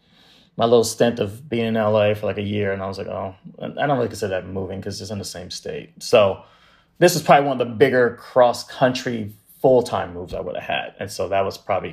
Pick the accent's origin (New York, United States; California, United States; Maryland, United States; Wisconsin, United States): California, United States; Bay Area; moved away; I grew up in the Bay Area in like San Francisco, Oakland and stuff.